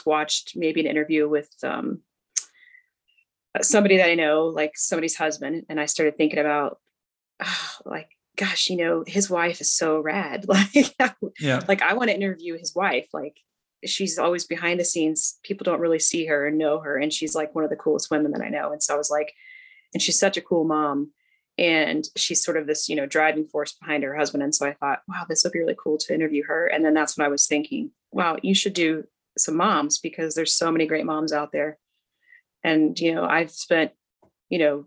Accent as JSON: {"language": "English", "area": "right outside of Cincinnati, Ohio", "region": "Indiana", "country": "United States", "tie": "born or raised there", "said": "I grew up in Indiana, but right outside of Cincinnati, Ohio"}